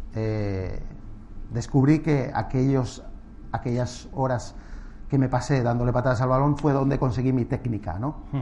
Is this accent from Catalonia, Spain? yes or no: no; Castile and León, Spain; moved away as an adult; also born or lived in Madrid; pasar la infancia en un pueblo fue un privilegio